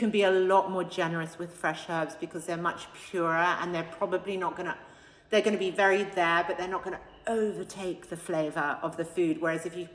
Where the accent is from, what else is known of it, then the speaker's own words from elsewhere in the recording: Australia; now in London, United Kingdom; I came from a super healthy house growing up in Australia